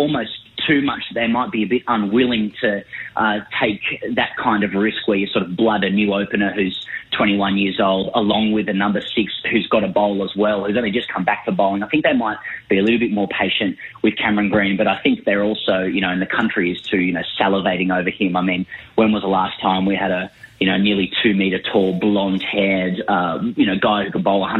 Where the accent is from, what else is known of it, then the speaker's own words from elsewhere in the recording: Sydney, New South Wales, Australia; now in Melbourne, Australia; I live here in Melbourne and, you know, I'm from Sydney originally